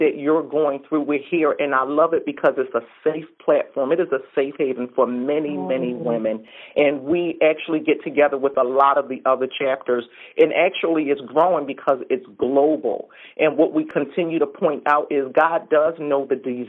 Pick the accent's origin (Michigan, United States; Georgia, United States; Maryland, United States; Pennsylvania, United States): Pennsylvania, United States; Philadelphia; I'm from Philadelphia, born and raised